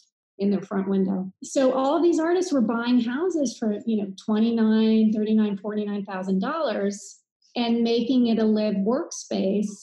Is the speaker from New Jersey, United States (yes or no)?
no; Freeport, New York, United States; moved away as an adult; also born or lived in Syracuse, New York / Chicago / Texas; I was raised in Freeport on Long Island in Nassau County